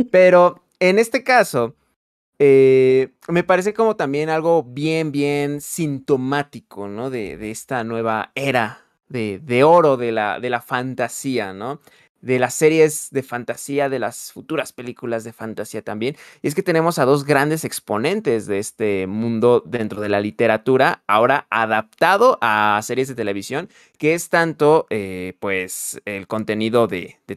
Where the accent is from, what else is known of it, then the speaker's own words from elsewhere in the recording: Mexico; no soy de Dinamarca, no soy europeo, pues entonces al ser mexicano como que me ven una persona pretenciosa.